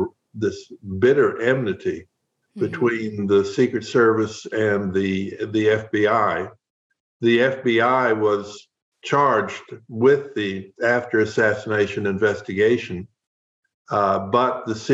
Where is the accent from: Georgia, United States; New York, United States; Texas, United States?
Texas, United States; Fort Worth; also born or lived in Houston; I'm from Fort Worth, Texas